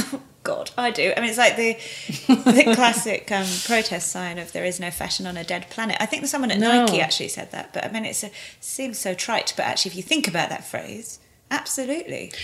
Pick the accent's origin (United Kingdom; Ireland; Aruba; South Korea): United Kingdom; England